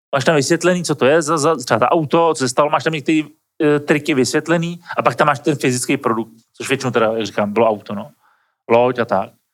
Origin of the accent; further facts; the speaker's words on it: Czechia; my Češi